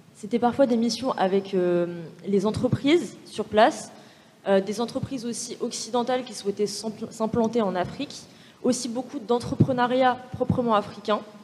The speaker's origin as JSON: {"language": "French", "area": "Val-de-Marne, near Orly", "region": "Île-de-France", "country": "France", "tie": "born or raised there", "also_born_or_lived": "Algeria", "said": "je suis née, j'ai grandi euh, en banlieue euh, dans le 94, vers Orly"}